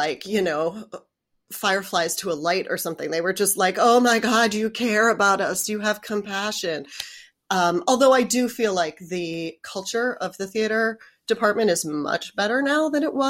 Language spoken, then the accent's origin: English; Westchester County, New York, United States; moved away as an adult; also born or lived in Manhattan, New York; I was born in Manhattan, but I grew up in the suburbs of New York.